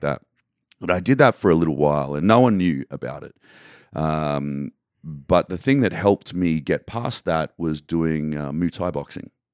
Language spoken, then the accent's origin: English; Australia; where I grew up in Australia